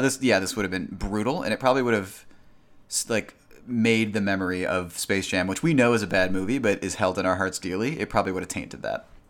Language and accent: English; Kankakee, Illinois, United States; my hometown, Kankakee.